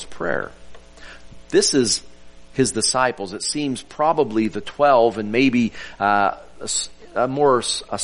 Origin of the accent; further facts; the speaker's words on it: Oklahoma, United States; I'm a natural born Okie. I was born in Oklahoma